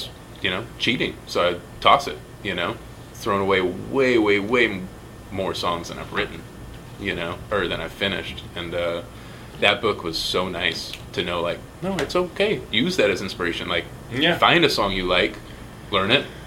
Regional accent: Fresno, California, United States; born or raised there; also born or lived in San Francisco

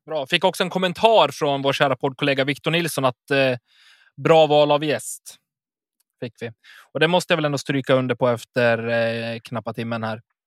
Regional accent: Enviken, Dalarna County, Sweden; Det använder vi hemma hos mig, i Enviken. Eller där jag är uppvuxen

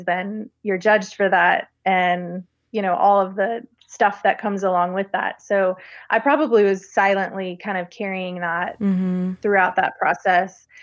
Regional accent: Baton Rouge, Louisiana, United States; I'm from Baton Rouge, Louisiana. And like growing up, there was one major hospital

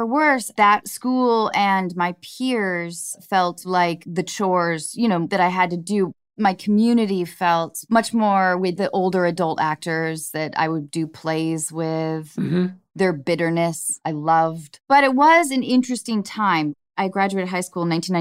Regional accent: north of Seattle, Washington, United States; moved away as an adult; also born or lived in Baltimore; now in Los Angeles, United States; I was born in Baltimore, but grew up from 6 through college north of Seattle, and I went to University of Washington

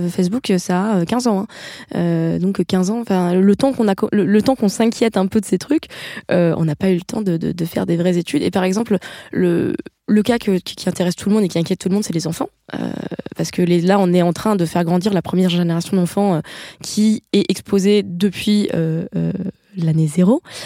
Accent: Paris, Île-de-France, France; je suis parisienne

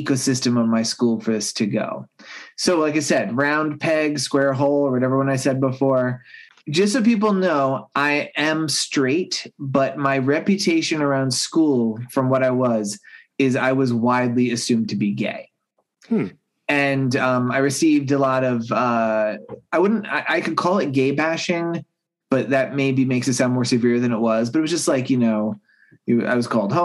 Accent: Long Island, New York, United States; I grew up on Long Island, New York, and this is during the 80s

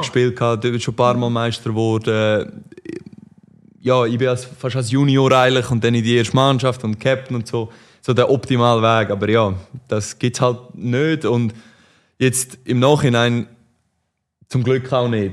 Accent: Aarau, Aargau, Switzerland; ich bin in Aarau aufgewachsen

